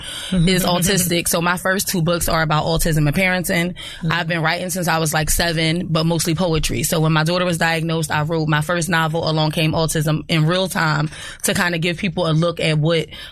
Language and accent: English; Philadelphia, Pennsylvania, United States; I'm from West Philly. My family is legendary in West Philly